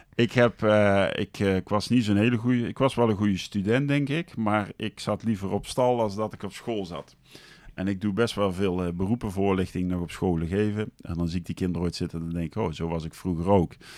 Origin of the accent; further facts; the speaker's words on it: Deurne, North Brabant, Netherlands; also born or lived in Geldrop; ik ben in Gelderop geboren, maar daarna zijn we naar Nune verhuisd